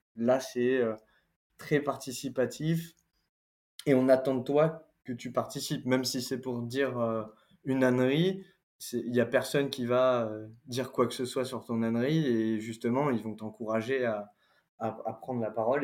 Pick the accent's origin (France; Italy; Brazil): France; accent: French accent in English; un accent français